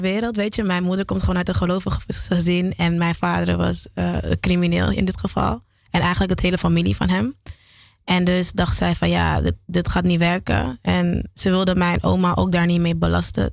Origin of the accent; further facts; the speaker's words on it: Amsterdam, North Holland, Netherlands; also born or lived in Geleen / Dominican Republic; ik ben in Geleen geboren. En ik ben opgegroeid in Amsterdam